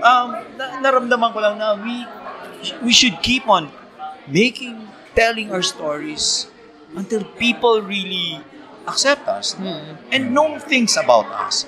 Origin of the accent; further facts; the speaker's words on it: Masbate, Bicol Region, Philippines; moved away; sa probinsya namin, sa Masbate